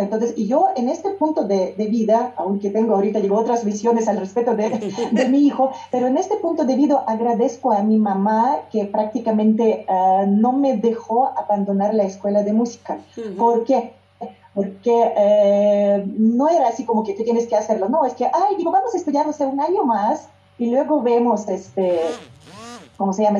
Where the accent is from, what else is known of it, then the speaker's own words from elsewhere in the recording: Yekaterinburg, Sverdlovsk Oblast, Russia; first language Russian; Spanish is a second language; moved away as an adult; now in Mexico; mi ciudad natal, Ekaterinburg